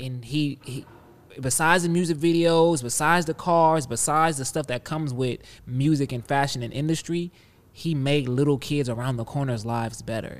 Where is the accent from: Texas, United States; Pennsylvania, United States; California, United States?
California, United States; Compton; and I'm from Compton